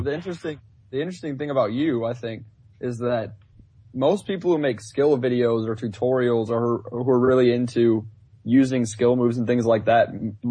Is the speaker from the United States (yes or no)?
yes; United States; the American will go first, the Yank. All right, so I apologize in advance if I refer to football as soccer because I am American.